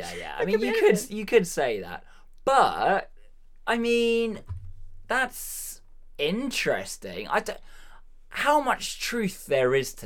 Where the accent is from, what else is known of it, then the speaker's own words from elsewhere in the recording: Massachusetts, United States; accent: Boston; I am very entertained by my Boston accent.